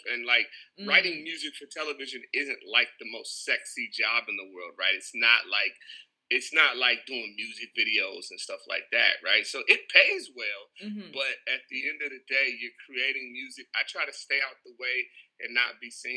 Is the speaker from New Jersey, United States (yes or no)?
no; Seattle, Washington, United States; also born or lived in Zimbabwe; now in Los Angeles, United States; I was born in Seattle, in Seattle, Washington, but I currently live in LA, lived in Zimbabwe